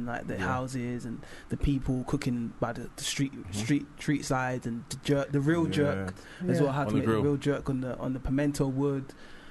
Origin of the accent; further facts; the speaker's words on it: United Kingdom; born there; how we've intertwined as British born boys, mm-hmm. and with that Jamaican heritage and Caribbean heritage